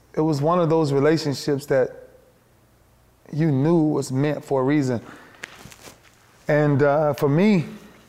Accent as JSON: {"language": "English", "town": "Lakeland", "region": "Florida", "country": "United States", "tie": "born or raised there", "said": "for where I'm from Lakeland"}